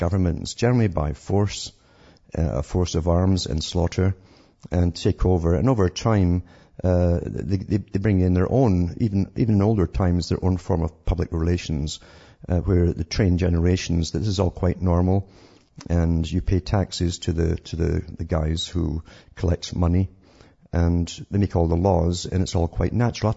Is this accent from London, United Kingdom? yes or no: no; Scotland, United Kingdom; I'm from Scotland